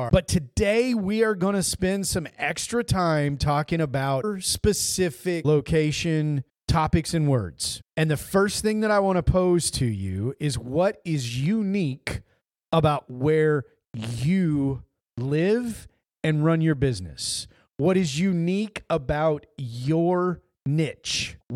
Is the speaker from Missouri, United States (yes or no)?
yes; the Ozarks, Missouri, United States; now in Texas, United States; Where I grew up in Missouri in the Ozarks, there is its own vernacular.